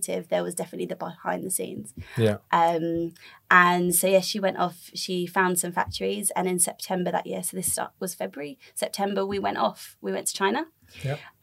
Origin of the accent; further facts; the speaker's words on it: United Kingdom; I live in the UK. We're both British